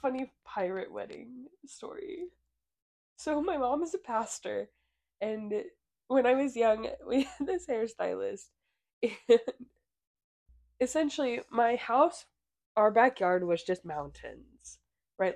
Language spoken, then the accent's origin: English; Missouri, United States; we're from Missouri